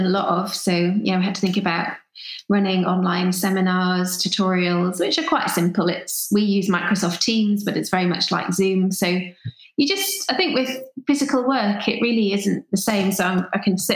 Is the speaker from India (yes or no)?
no; Newcastle upon Tyne, North East England, United Kingdom; moved away as an adult; also born or lived in Sunderland; now in Edinburgh, United Kingdom; I'm from Newcastle